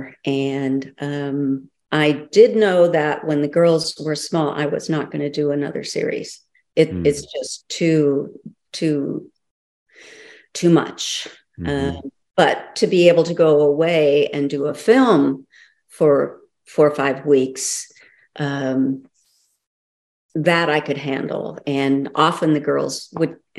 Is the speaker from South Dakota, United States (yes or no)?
yes; South Dakota, United States; moved away; also born or lived in Los Angeles / Santa Ynez; I grew up in South Dakota